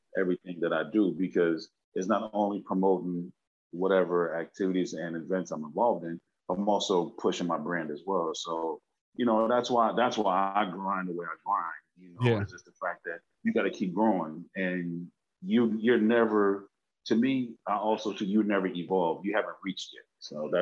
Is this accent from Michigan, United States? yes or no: no; Los Angeles, California, United States; also born or lived in Bronx, New York / Brooklyn, New York / Belize; even though I was raised up out here, went to school out here